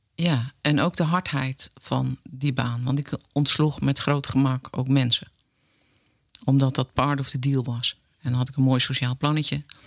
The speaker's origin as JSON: {"language": "Dutch", "country": "Netherlands", "said": "gewoon Hollandse meid"}